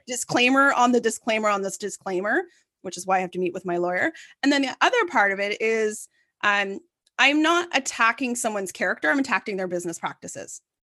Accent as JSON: {"language": "English", "town": "Ottawa", "region": "Ontario", "country": "Canada", "tie": "born or raised there", "said": "I'm born and bred in Ottawa, and, um, you know, I grew up very downtown"}